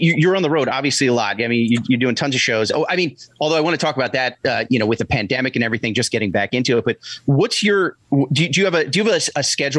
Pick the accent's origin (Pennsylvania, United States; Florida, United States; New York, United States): Pennsylvania, United States; Philadelphia; my hometown of Philadelphia